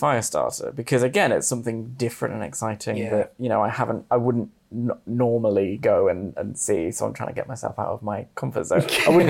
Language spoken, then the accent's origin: English; Warrington, North West England, United Kingdom; moved away as an adult; now in London, United Kingdom; I'm from Warrington. Can you tell? I've lived in London for 8 years. You wouldn't know. I'm Northern.